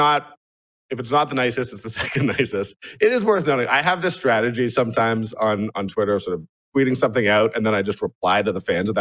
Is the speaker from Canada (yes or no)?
yes; Toronto, Ontario, Canada; now in Calgary, Canada; I'm from Toronto